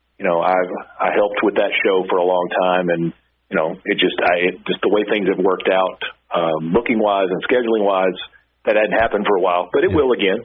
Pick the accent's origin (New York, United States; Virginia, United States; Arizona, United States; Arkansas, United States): Arkansas, United States; Pine Bluff; I'm from Pine Bluff, Arkansas